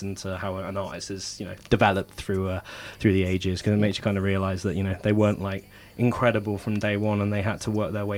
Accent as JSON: {"language": "English", "town": "Bristol", "region": "South West England", "country": "United Kingdom", "tie": "born or raised there"}